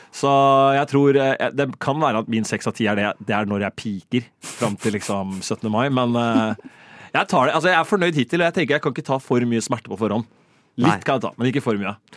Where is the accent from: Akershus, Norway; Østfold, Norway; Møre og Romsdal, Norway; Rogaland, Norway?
Østfold, Norway; Rakkestad; moved away as an adult; now in Oslo, Norway; hjemme i Rakstad ja. så bor jeg i et felt